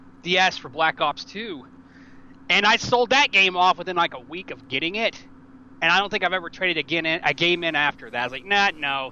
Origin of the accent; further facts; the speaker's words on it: Tennessee, United States; I'm from Tennessee, actually.